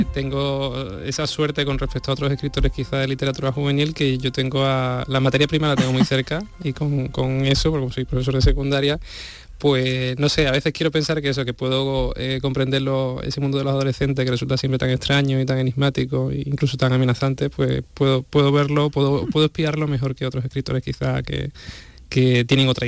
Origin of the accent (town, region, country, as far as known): Huelva, Andalusia, Spain